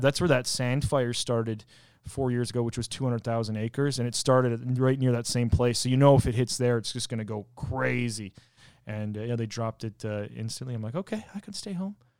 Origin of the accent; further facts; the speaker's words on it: Canada; where I'm from in Canada